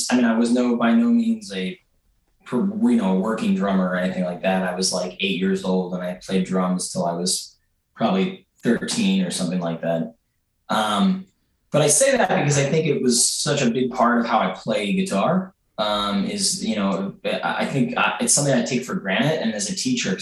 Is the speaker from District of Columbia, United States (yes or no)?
no; Philadelphia, Pennsylvania, United States; I grew up in Mount Airy, and I've lived there for the last 8 years.